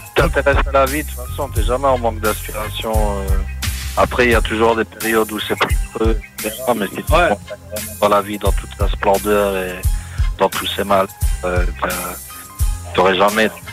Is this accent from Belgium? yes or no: yes; Belgium; C'est chez nous en Belgique